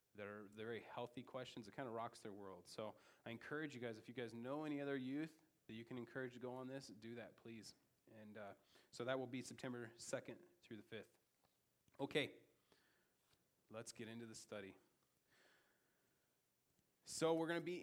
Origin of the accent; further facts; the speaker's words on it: United States; as an American